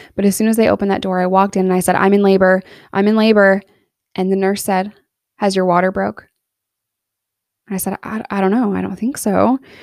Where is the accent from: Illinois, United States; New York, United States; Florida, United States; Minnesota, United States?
New York, United States; now in Arkansas, United States; I'm in Arkansas here, but I was born and raised in New York